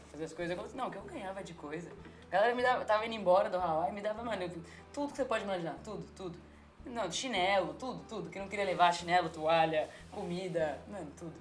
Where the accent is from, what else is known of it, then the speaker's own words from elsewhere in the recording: Brazil; moved away as an adult; now in San Diego, United States; lá no Brasil eu não tenho condições nenhuma, assim, pra ser bem sincera. É tipo, mano, eu sou da favela, favela mesmo